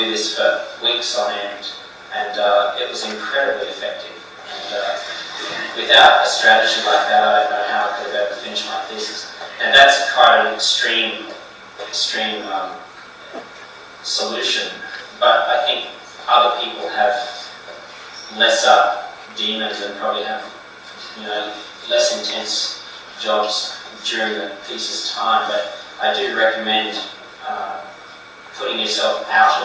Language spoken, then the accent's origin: English; rural Queensland, Australia; my hometown in rural country of Queensland